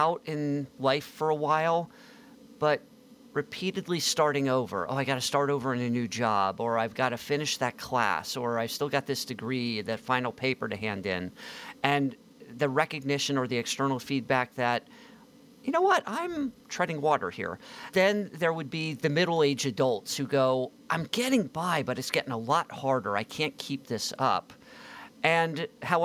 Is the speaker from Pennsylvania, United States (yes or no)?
yes; greater Philadelphia area, southeastern Pennsylvania, United States; also born or lived in Miami / Palo Alto; I'm living close to where I grew up in southeastern Pennsylvania, greater Philadelphia area.